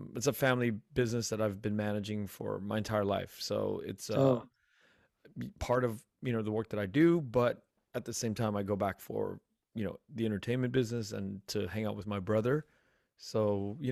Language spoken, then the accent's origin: English; United States; I'm a second generation. I was born in the United States